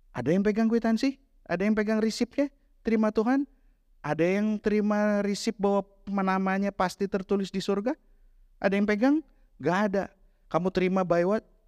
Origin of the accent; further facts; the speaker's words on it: Bandung, West Java, Indonesia; kota saya waktu itu ya, ya aku Bandungan, kota kecil